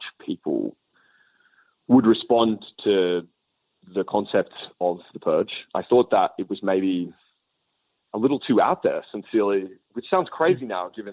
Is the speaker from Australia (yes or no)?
yes; Australia; moved away as an adult; I'm this kid from the suburbs of Australia